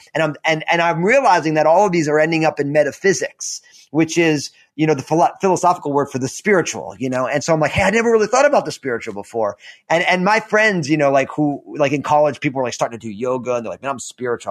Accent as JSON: {"language": "English", "region": "New Jersey", "country": "United States", "tie": "born or raised there", "said": "I'm all Italian from New Jersey"}